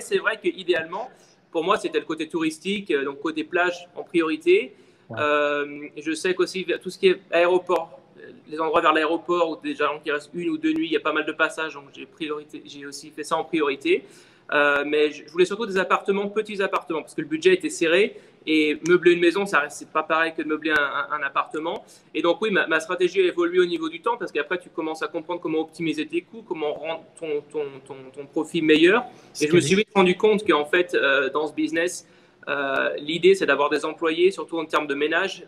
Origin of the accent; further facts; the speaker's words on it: Lyon, Auvergne-Rhône-Alpes, France; moved away as an adult; now in Miami, United States; je suis de Lyon, euh, voilà, je suis de Lyon en France